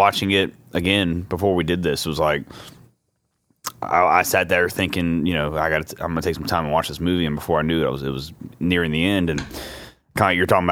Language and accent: English; Southern United States, United States; We're American and Southern, so we would say Bernard